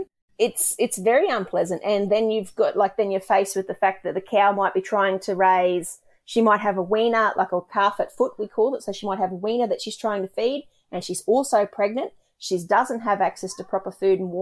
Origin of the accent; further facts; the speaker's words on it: Australia; we as Australian farmers